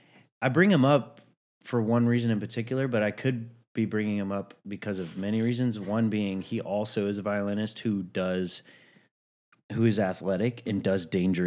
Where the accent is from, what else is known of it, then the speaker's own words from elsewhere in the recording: Chattanooga, Tennessee, United States; And so I grew up in Chattanooga, Tennessee, mm-hmm. not very close to the beach.